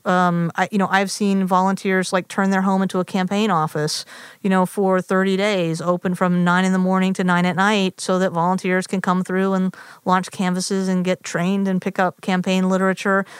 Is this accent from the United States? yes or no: yes; Nashville, Tennessee, United States; moved away; also born or lived in Massachusetts; I grew up in Nashville, Tennessee, in the conservative South.